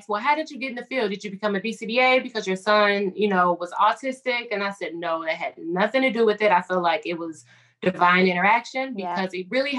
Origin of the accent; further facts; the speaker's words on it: Chicago, Illinois, United States; I'm from Chicago